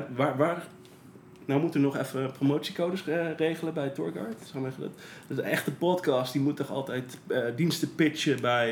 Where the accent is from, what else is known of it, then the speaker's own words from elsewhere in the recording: Netherlands; ik ben eh, geboren en getogen in Nederland